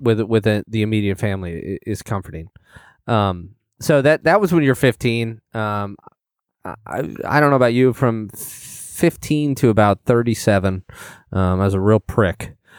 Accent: Illinois, United States; I'm from Illinois as well

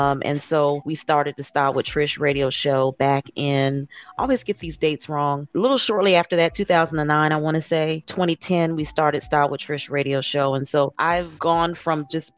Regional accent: Indiana, United States; now in Atlanta, United States; I'm originally from Indiana, but I reside now in Atlanta.

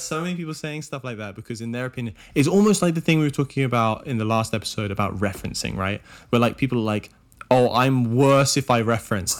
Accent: Oxford, South East England, United Kingdom; where I grew up in Oxford

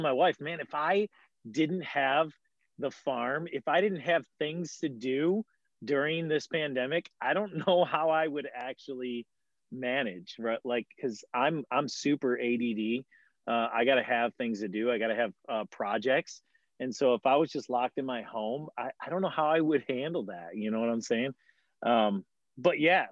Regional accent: Attica, Michigan, United States; I grew up in Attica, Michigan.

